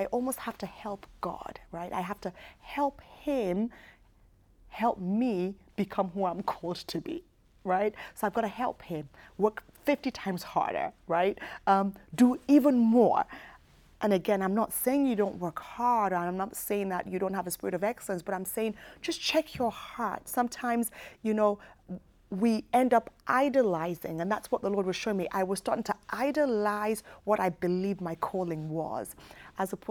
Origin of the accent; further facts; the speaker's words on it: United Kingdom; moved away as an adult; I was raised in the United Kingdom